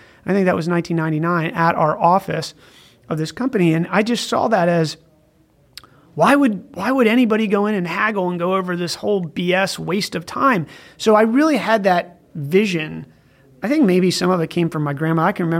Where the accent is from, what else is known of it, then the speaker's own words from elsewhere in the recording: East Coast, United States; Going back, I grew up on the East Coast.